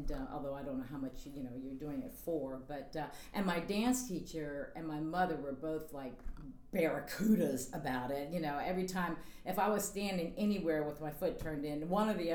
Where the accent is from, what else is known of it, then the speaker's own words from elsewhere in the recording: Richmond, Virginia, United States; I'm originally from Richmond, Virginia. And I started taking dancing when I was 4 years old.